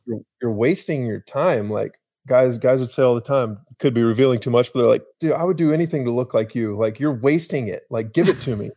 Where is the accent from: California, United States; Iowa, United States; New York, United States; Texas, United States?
Texas, United States; Argyle; I grew up in small little Texas town called Argyle, Texas